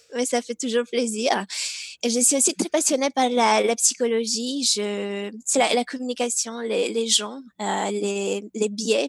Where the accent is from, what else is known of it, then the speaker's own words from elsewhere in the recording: Romania; moved away; alors moi je suis originaire de la Roumanie.